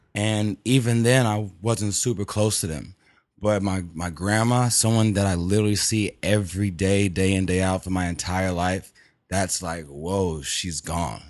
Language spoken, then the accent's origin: English; Houston, Texas, United States; I'm from Texas, Houston